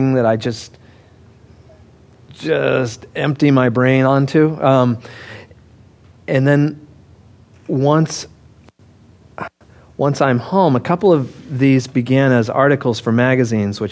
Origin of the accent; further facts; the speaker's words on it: Denver, Colorado, United States; I grew up in Denver